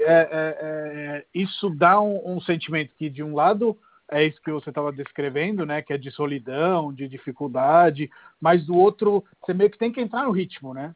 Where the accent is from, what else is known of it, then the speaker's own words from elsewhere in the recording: Rome, Lazio, Italy; Portuguese is a second language; moved away as an adult; now in Brazil; cresci em Roma e hoje o nível de apreciação que eu tenho por Roma é superior àquele que eu tinha quando era moleque